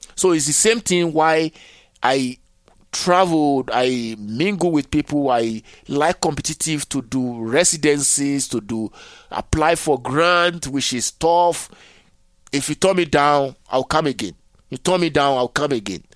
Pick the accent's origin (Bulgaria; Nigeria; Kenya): Nigeria; moved away; also born or lived in Benin / Togo; So I left Nigeria